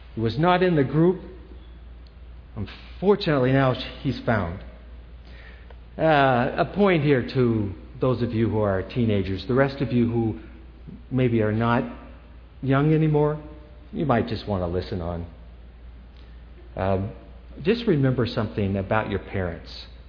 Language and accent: English; New Hampshire, United States; I grew up in New Hampshire